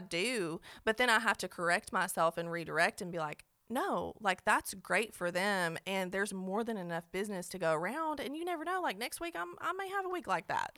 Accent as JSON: {"language": "English", "town": "Cookeville", "region": "Tennessee", "country": "United States", "also_born_or_lived": "Nashville", "said": "I'm from Cookville"}